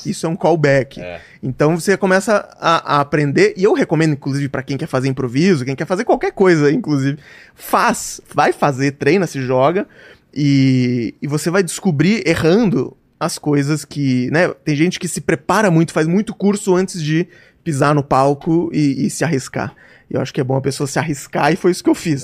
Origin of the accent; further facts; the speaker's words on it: Joinville, Santa Catarina, Brazil; now in São Paulo, Brazil; Eu sou de Joinville, tá. Santa ah. Catarina